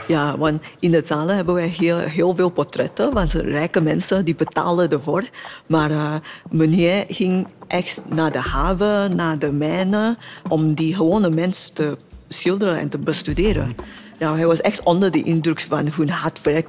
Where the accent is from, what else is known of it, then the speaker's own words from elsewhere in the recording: Singapore; Dutch is a second language; moved away as an adult; now in Belgium; ik kom oorspronkelijk uit Singapore